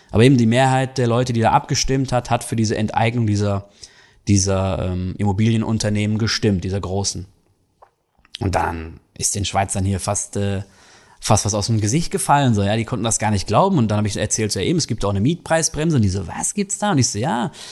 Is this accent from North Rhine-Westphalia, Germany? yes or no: yes; North Rhine-Westphalia, Germany; weil ich komme ja aus dem Ruhrgebiet, bin äh, Borussia Dortmund, ja, Fan